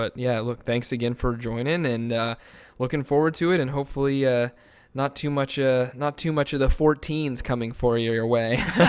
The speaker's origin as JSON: {"language": "English", "region": "Arizona", "country": "United States", "tie": "born or raised there", "also_born_or_lived": "Miami", "moved": "as an adult", "said": "I grew up in Arizona and lived in Miami okay. for school."}